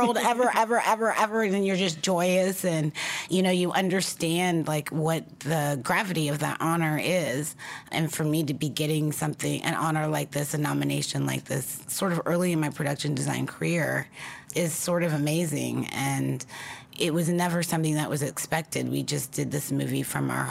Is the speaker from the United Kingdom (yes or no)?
no; outside of Dayton, Ohio, United States; in Ohio, I grew up sort of outside of Dayton, which is sort of central Ohio, and it was a little rural.